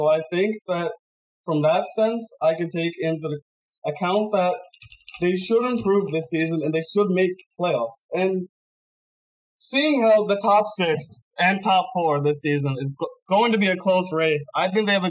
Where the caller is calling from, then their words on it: Broomall, Pennsylvania, United States; Broomall, Pennsylvania.